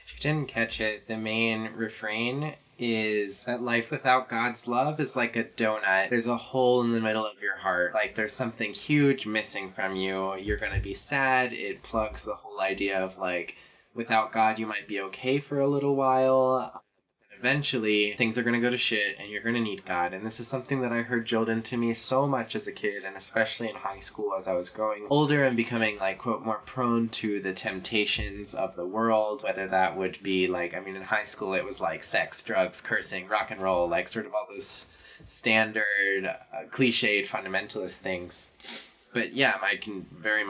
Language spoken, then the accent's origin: English; Lynchburg, Virginia, United States; my life growing up around Liberty University, the Falwell family, and Thomas Road Baptist Church